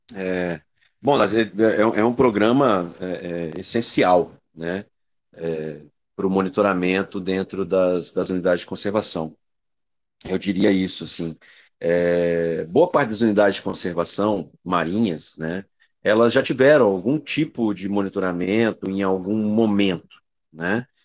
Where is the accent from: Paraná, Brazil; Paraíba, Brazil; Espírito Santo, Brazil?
Espírito Santo, Brazil; eu sou do Espírito Santo, sou capixaba e estou aqui no Centro Tamar também, aqui no Espírito Santo, em Vitória